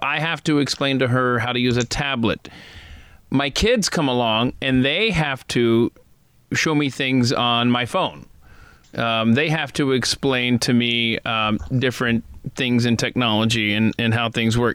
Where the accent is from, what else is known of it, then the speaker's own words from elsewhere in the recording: the South, United States; I was born and raised in the South